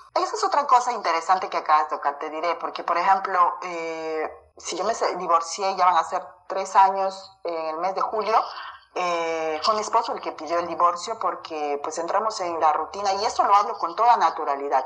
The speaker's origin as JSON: {"language": "Spanish", "town": "Tingo María", "region": "Huánuco", "country": "Peru", "tie": "born or raised there", "accent": "charapa", "first_language": "Spanish", "moved": "as an adult", "lives_now": "France", "said": "Soy de Tingo María, que es ceja de selva"}